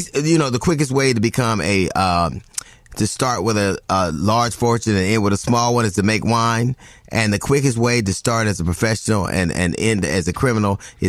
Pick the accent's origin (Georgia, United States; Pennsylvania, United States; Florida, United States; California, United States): California, United States; Los Angeles; I grew up in South Central LA, and I don't know one person with 80 felonies.